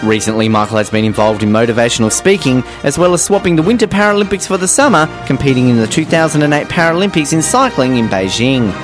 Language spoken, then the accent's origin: English; Hobart, Tasmania, Australia; Coming from Hobart, where we're used to being cold